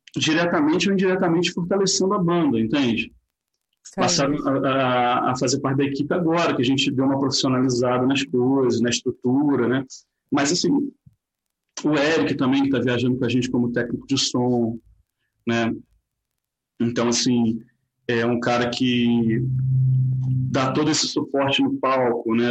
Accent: Nova Friburgo, Rio de Janeiro, Brazil; nasci em Nova Friburgo

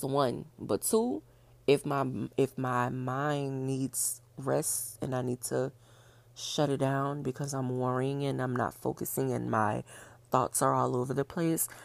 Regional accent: New Orleans, Louisiana, United States; I'm from New Orleans

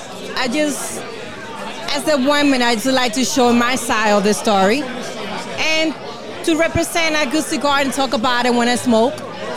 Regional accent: Dominican Republic; first language Spanish; English is a second language; now in New York, United States; I live in New York, but I'm from Dominican Republic.

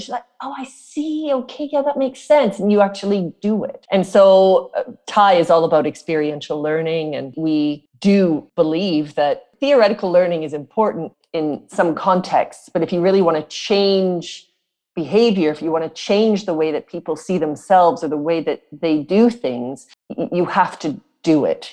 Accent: South Africa; I come from South Africa, as you know, I was born there.

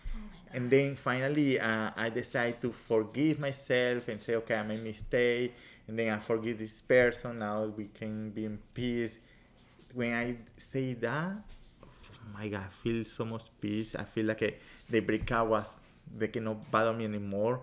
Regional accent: Venezuela; English is a second language; moved away as an adult; now in United States; I'm original from Venezuela. I've been here in the country a um, long time, around 20 years

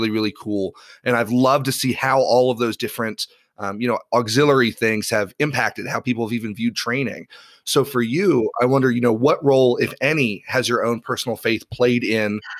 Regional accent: Ireland; now in United States; so I grew up in Ireland. My parents were uh, were Protestant missionaries over there

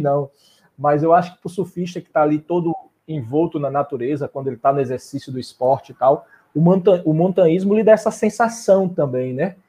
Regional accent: southern Bahia, Brazil; now in Salvador, Brazil; moro em Salvador, mas eu sou do sul da Bahia

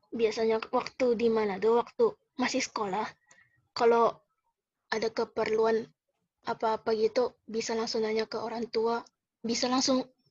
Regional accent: Manado, North Sulawesi, Indonesia; moved away as an adult; now in Jakarta, Indonesia; dari Manado, Sulawesi Utara.

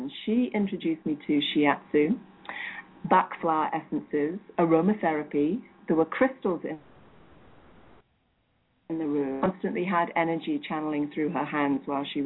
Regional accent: England, United Kingdom; moved away as an adult; now in United States; I grew up in England, but have been in the US for 18 years now.

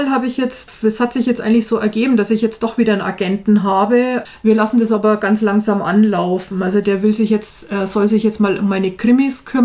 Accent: Nuremberg, Bavaria, Germany; Ich komme ja ursprünglich aus Nürnberg. Das hört man ja, glaube ich, auch

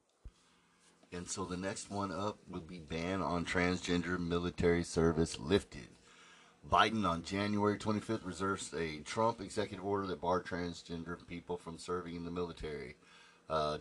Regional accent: California, United States; as a Californian

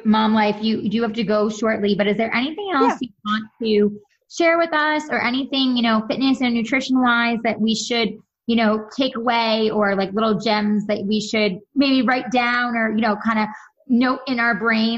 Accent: New York, United States; now in California, United States; I'm from New York originally

